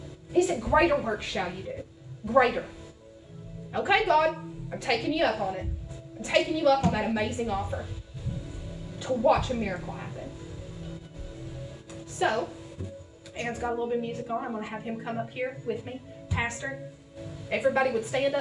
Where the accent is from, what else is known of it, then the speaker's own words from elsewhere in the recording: the South, United States; accent: southern; My southern accent's coming out